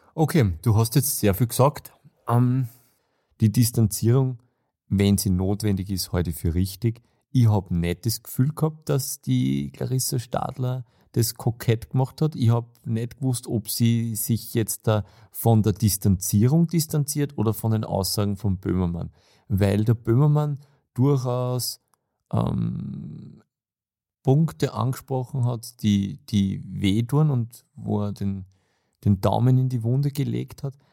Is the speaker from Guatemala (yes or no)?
no; Austria; gerade als Österreicher